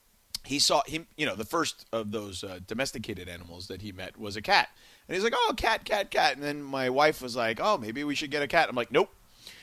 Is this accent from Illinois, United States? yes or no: no; Miami, Florida, United States; also born or lived in New York City; now in Los Angeles, United States; I grew up in Miami.